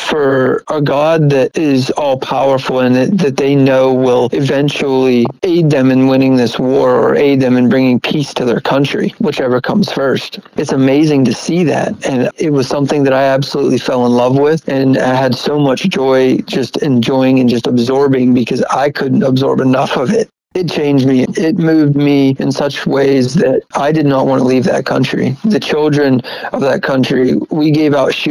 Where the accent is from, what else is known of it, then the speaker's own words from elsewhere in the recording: United States; I'm an American who's never been to a war zone.